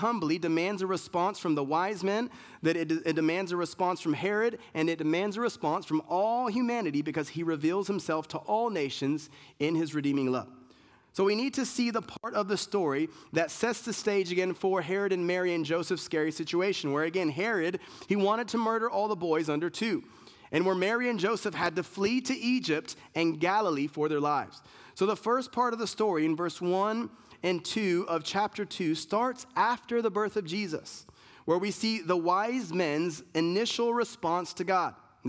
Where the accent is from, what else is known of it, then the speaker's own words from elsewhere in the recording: Germany; born there; I was born in Germany. My family's Puerto Rican. I lived in a bunch of places